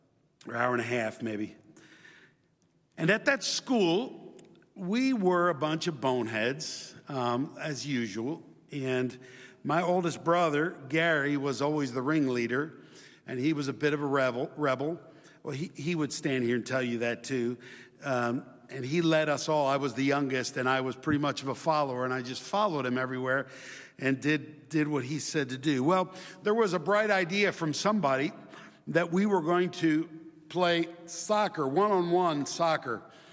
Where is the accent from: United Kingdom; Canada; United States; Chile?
Chile; My brothers and I grew up in Chile, and we went to Chilean public schools, and my mom would teach us at home.